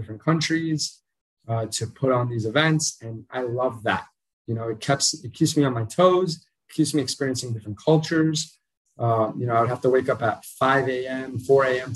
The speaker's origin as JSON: {"language": "English", "region": "New York", "country": "United States", "tie": "born or raised there", "also_born_or_lived": "Colombia", "moved": "as an adult", "lives_now": "Medellin, Colombia", "said": "I was born in New York, but both my parents are Colombian"}